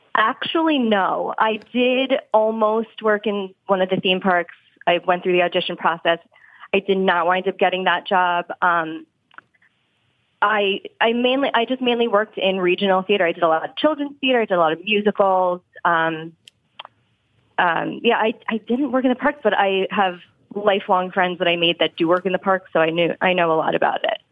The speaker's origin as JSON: {"language": "English", "area": "Long Island", "region": "New York", "country": "United States", "tie": "born or raised there", "also_born_or_lived": "Florida", "moved": "as an adult", "lives_now": "Philadelphia, United States", "said": "I am from New York. Um, mm-hmm. I grew up mm-hmm. on Long Island"}